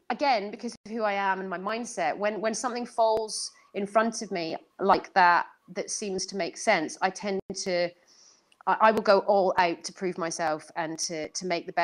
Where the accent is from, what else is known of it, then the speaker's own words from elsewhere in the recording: Edinburgh, Scotland, United Kingdom; moved away as an adult; also born or lived in Northern Ireland; Edinburgh's my hometown